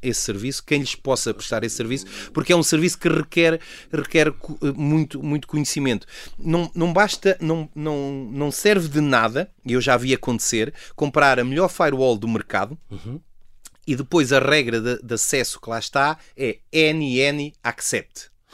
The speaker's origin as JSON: {"language": "Portuguese", "country": "Portugal", "said": "como cidadão, como português"}